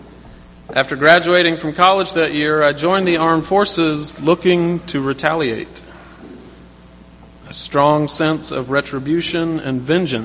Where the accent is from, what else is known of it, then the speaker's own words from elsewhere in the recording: South Carolina, United States; When I was a child growing up in South Carolina